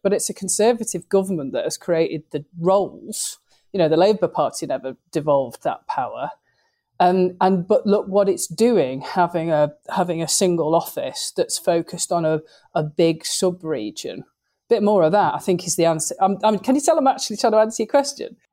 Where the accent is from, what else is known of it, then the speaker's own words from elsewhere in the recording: Lancashire, North West England, United Kingdom; we're all still from Lancashire.